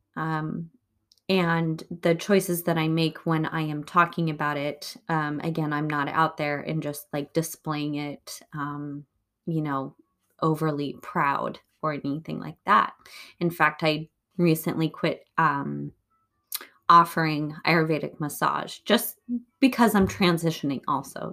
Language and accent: English; United States